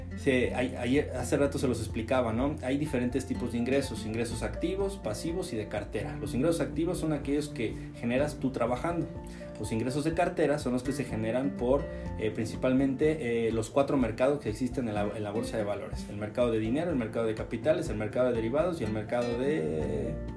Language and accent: Spanish; Mexico; solo soy un mexicano que intenta salir adelante